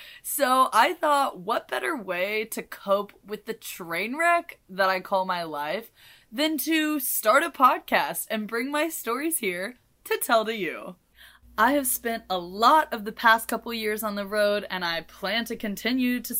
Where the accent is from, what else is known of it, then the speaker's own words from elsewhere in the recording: Kansas City, Missouri, United States; I am from the smack middle of the United States. Kansas City, KCMO, and as much as I love my city